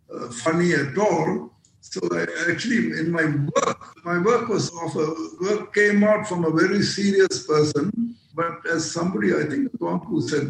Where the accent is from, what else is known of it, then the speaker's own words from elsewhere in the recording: Malaysia; Although I was born and bred in this country, I speak a fair, what they call in Malayalam, Adukala Malayalam